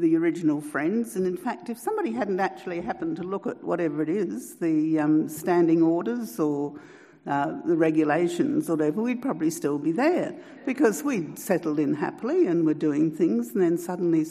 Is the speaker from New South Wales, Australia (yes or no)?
yes; Newcastle, New South Wales, Australia; I grew up in Newcastle and I used to take the tram to the children's library.